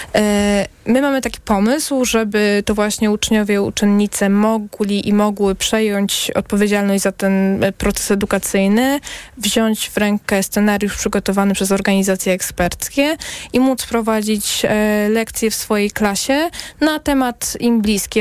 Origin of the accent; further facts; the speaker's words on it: Zagłębie Dąbrowskie, Silesian Voivodeship, Poland; ja jestem z Zagłębia